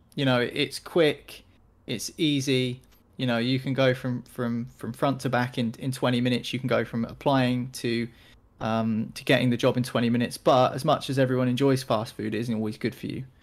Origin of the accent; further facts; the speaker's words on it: United Kingdom; I'm a British guy